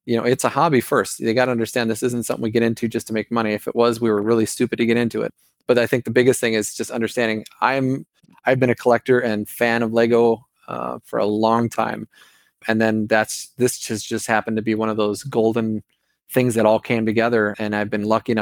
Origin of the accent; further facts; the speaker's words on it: Minnesota, United States; accent: Minnesota; my Minnesota accent